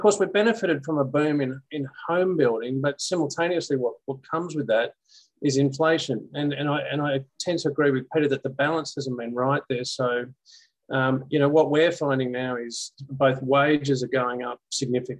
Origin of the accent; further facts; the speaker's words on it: Beaumaris, Victoria, Australia; now in Melbourne, Australia; I have moved into the city, but I grew up in Beaumaris.